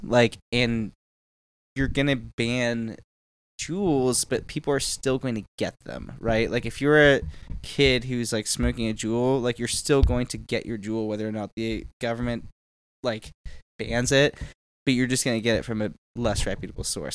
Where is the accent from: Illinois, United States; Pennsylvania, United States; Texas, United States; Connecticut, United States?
Texas, United States; Houston; My hometown of Houston, Texas